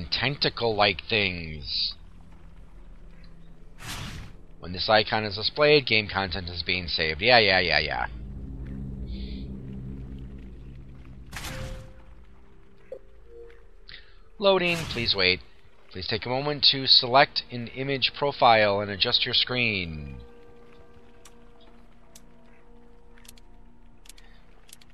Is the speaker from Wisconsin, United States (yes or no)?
yes; Wisconsin, United States; I'm from Wisconsin, so hey, you know, cow country.